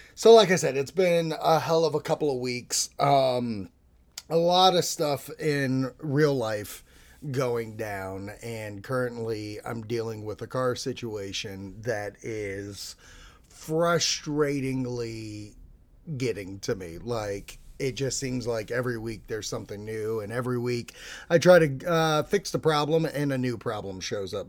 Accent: Boston, Massachusetts, United States; I'm from Boston

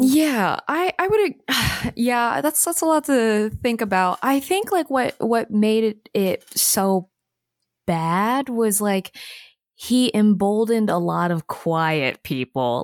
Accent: Alabama, United States; I'm from Alabama

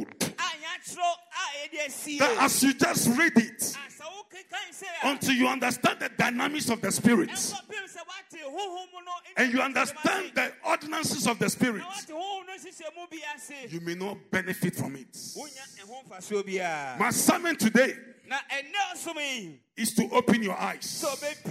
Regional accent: Ghana; I'm proud of being a Ghanaian

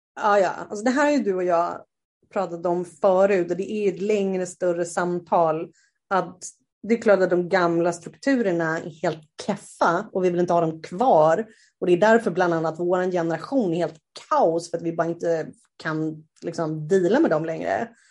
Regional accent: Sweden; moved away as an adult; also born or lived in South America; Jag har ju varit hemma i Sverige

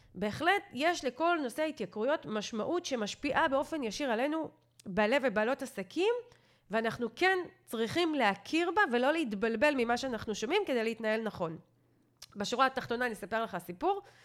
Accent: Israel

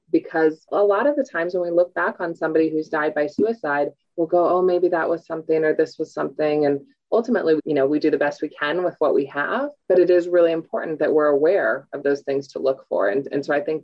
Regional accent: Whitefish, Montana, United States; also born or lived in Oregon / South America; I grew up here. I was born and raised in Whitefish

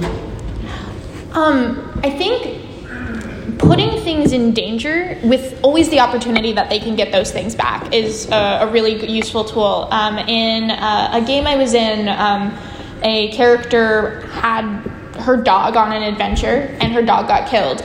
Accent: San Francisco, California, United States; I'm from San Francisco.

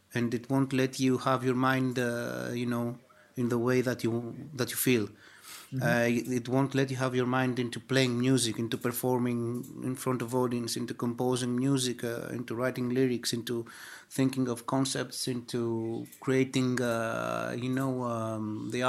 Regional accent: Greece; we are from Greece

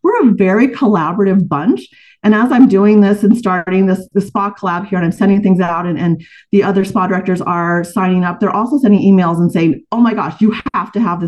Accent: Albuquerque, New Mexico, United States; now in Arizona, United States; I'm actually from Albuquerque.

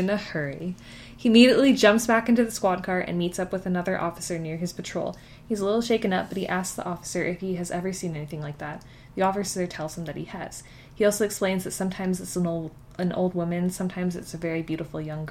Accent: Canada; We're Canadian

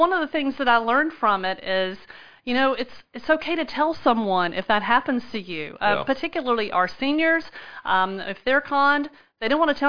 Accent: Spartanburg, South Carolina, United States; moved away as an adult; now in West Columbia, United States; I am from Spartanburg in the upstate.

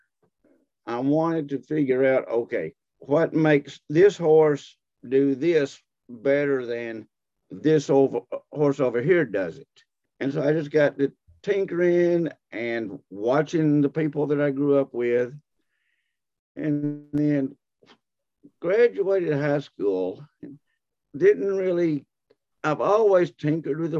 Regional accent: Texas, United States; moved away as an adult; now in Fayetteville, Tennessee, United States; I grew up in Texas

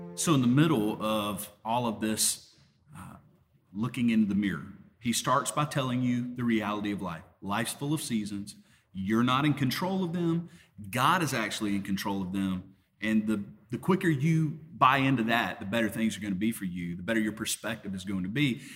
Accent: Deep South, United States; accent: Southern; I ended up with a Southern accent because I grew up in the Deep South.

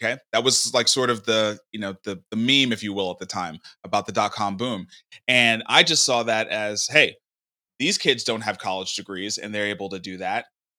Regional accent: New York City, New York, United States; moved away as an adult; now in Nashville, United States; Yeah, I grew up in Brooklyn.

